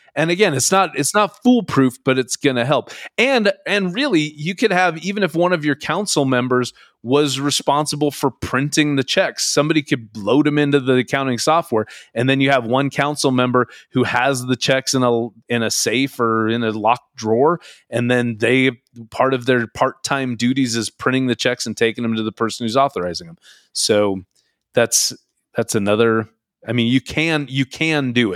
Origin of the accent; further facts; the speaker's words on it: Mountlake Terrace, Washington, United States; the town I grew up in, which is Mount Lake Terrace, Washington, just north of Seattle, Washington.